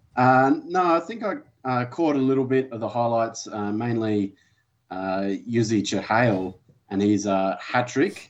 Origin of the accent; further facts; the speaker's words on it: Australia; as an Australian